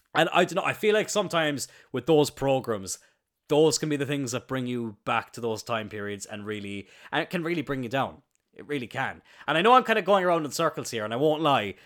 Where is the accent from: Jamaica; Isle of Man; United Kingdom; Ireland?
Ireland; Cloyne, Munster; I'm very proud of where I grew up. I'm very happy that I'm from Ireland